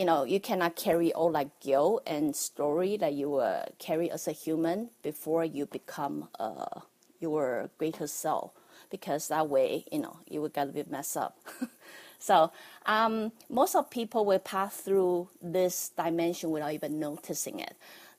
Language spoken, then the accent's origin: English; Taiwan; as a kid growing up in Taiwan